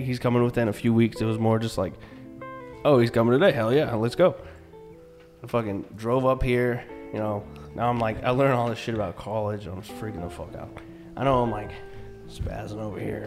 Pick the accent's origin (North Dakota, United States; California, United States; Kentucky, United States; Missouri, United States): Kentucky, United States; moved away as an adult; I'm from Kentucky